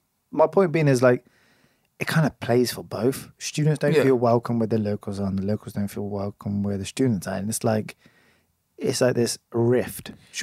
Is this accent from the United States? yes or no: no; Oxford, South East England, United Kingdom; who's a local, lived here all my life, hasn't moved.